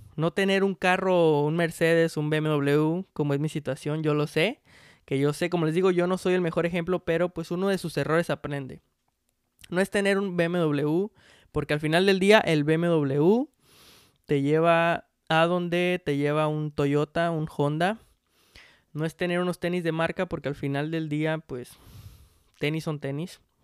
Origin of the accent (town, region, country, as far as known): Mexico